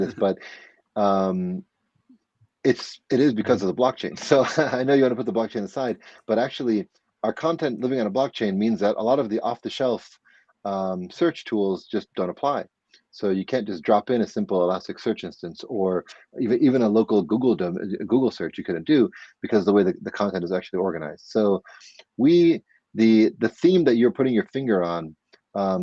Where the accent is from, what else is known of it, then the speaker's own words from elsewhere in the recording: outside of Scranton, Pennsylvania, United States; moved away as an adult; now in New York, United States; I am from Pennsylvania. I'm from outside of Scranton, and I'm in a different county than Scranton's in. But I've been in New York for roughly half my life now